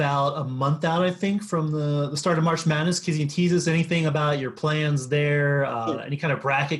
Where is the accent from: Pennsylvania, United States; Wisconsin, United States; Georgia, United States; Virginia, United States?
Pennsylvania, United States; eastern; I'm from Pennsylvania too, but an Eagles fan, grew up in the other part of the state